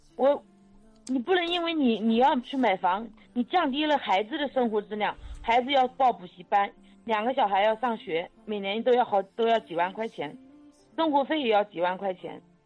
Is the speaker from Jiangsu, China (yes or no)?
yes; Gaoyou, Jiangsu, China; now in Yangzhou, China; 我的老家在高邮，我们现在在扬州